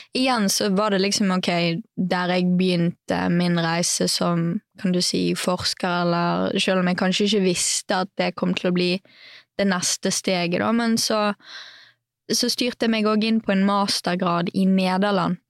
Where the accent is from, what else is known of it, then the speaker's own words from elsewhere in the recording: Bergen, Vestland, Norway; also born or lived in Knarvik; jeg er jo fra Bergen. Mm. Eh, født og oppvokst der. Og så eh, bodde store deler av livet mitt i Knarvik, som er litt utafor Bergen